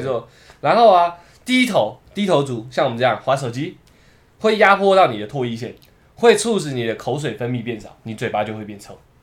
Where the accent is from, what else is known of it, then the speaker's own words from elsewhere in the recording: Taiwan; 我们台湾人